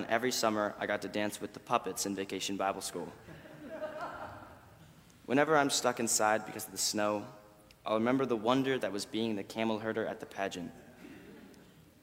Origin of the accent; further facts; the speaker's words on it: Hermosa Beach, California, United States; growing up in Hermosa Beach.